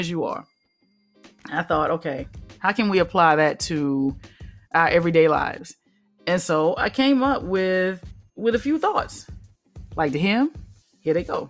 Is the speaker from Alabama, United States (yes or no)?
yes; Alabama, United States; So I grew up in the South. Alabama, to be precise